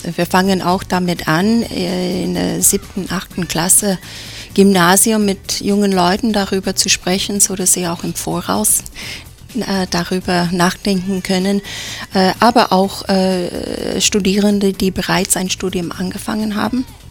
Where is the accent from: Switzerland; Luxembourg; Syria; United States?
United States; now in Innsbruck, Austria; als Amerikanerin